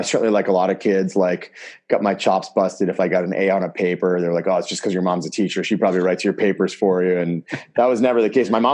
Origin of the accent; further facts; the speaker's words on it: Southern Maine, United States; I was born in Southern Maine, actually. I was nowhere near Chicago.